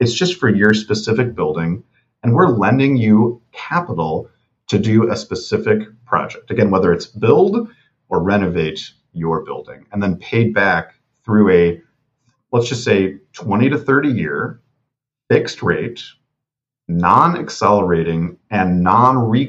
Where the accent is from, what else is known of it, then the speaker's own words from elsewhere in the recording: Milwaukee, Wisconsin, United States; here in Milwaukee. I love that we're supporting, my hometown.